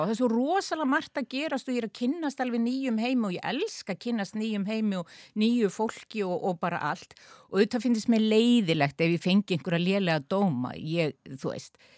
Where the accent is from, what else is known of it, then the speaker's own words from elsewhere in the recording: Akureyri, Northeastern Region, Iceland; accent: northern Icelandic; moved away as an adult; also born or lived in Sweden / France / United States; now in Reykjavík, Iceland; Akureyri eru uppeldisbæri minn